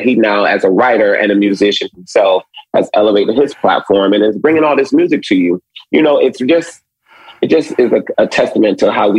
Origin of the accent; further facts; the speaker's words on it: Detroit, Michigan, United States; I am from Detroit, as you mentioned earlier, but my family is rooted in the South.